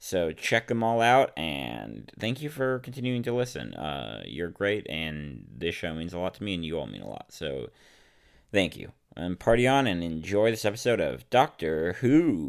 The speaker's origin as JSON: {"language": "English", "town": "San Francisco", "region": "California", "country": "United States", "moved": "yes", "said": "As many of you know, I am from San Francisco, so it'll be great to be in my home turf."}